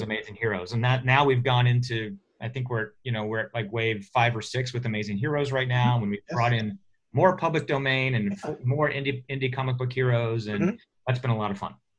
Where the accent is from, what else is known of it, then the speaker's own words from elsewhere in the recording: Oklahoma, United States; moved away as an adult; now in California, United States; I'm uh, from Oklahoma, uh, so grew up there